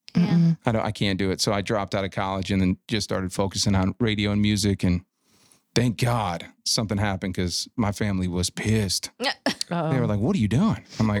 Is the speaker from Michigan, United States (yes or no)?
yes; Detroit, Michigan, United States; I'm from Detroit.